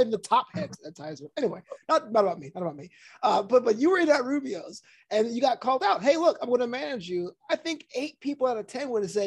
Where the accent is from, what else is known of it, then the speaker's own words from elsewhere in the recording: New York City, New York, United States; I grew up in Brooklyn